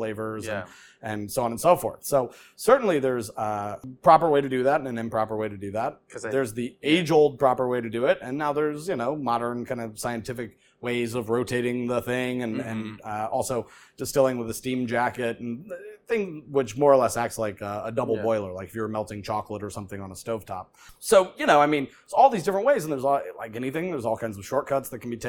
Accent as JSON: {"language": "English", "country": "United States", "also_born_or_lived": "Chicago, Illinois", "said": "I'm a mutt, I'm American, but my grandmother came over during World War II from Italy"}